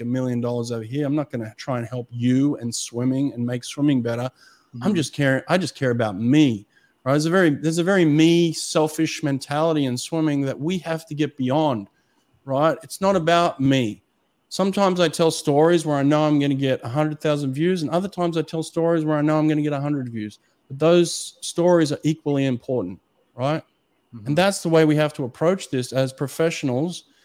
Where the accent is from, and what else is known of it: Australia; accent: Australian; moved away as an adult; now in United States